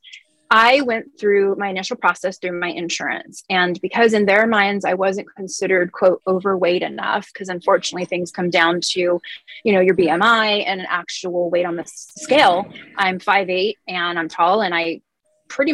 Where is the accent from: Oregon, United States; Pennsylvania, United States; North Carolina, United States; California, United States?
California, United States; my whole life growing up in California